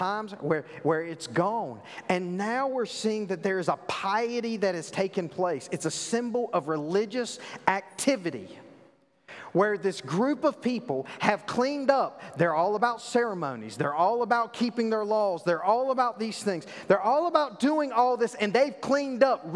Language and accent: English; the South, United States; I grew up in the South. I know you can't tell that with my, you know, my eloquent accent